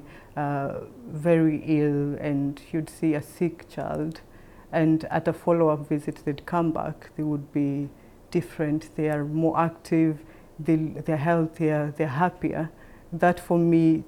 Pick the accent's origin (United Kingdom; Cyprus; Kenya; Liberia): Kenya; moved away as an adult; now in Thailand; I am a Kenyan by origin, and I came to work in Thailand